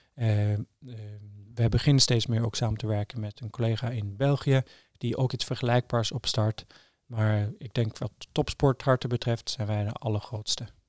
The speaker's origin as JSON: {"language": "Dutch", "town": "Trondheim", "region": "Trøndelag", "country": "Norway", "tie": "born or raised there", "second_language": "Dutch", "moved": "as an adult", "lives_now": "Amsterdam, Netherlands", "said": "ik ben opgegroeid in Trondheim, heel leuke stad, maar vrij klein"}